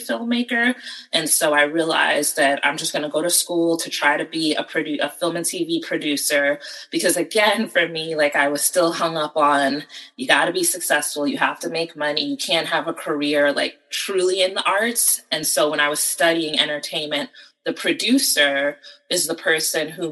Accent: United States; also born or lived in Connecticut / New Jersey / Pennsylvania; Between New Jersey and Connecticut. My father lived in Connecticut, so, you know, I would spend summers and vacations with my father, and then I ended up going to high school in Connecticut

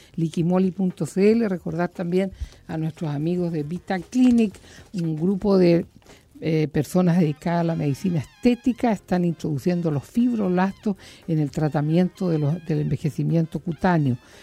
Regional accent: Puerto Montt, Los Lagos, Chile; moved away; la gente de mi tierra, de Puerto Montt

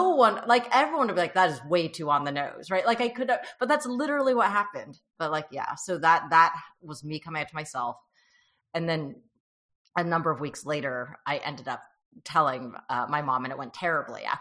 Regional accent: United States; born there; first language Mandarin; I was born here, I spoke Mandarin uh, as my first language. And my parents and I only spoke Mandarin with each other.

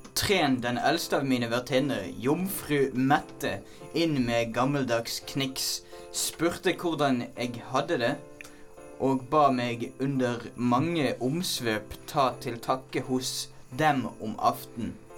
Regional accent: Bergen, Vestland, Norway; jeg er bergenser

